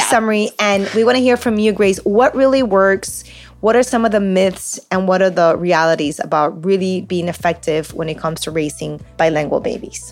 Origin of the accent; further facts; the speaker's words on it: Peru; first language Spanish; English is a second language; We're Peruvian. Spanish is my first language, English is my second language.